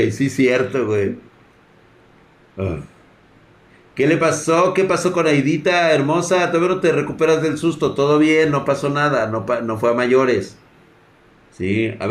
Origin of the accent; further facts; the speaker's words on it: Mexico; Está viendo la crisis humanitaria, psicológica y espiritual que tenemos ahorita como mexicanos.